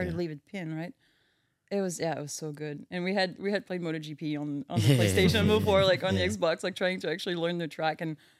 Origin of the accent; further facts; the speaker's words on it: France; English is a second language; moved away as an adult; now in Milwaukee, United States; I grew up in a farm.